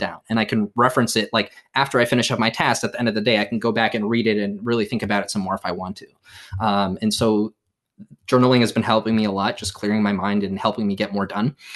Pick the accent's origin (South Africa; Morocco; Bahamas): Morocco; now in United States; my home country of, of Morocco